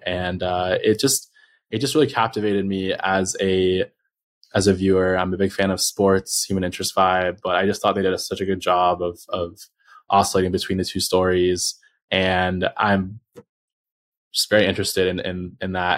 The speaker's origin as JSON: {"language": "English", "town": "Los Angeles", "region": "California", "country": "United States", "said": "I'm from Los Angeles. Um, which is a rare thing for people here."}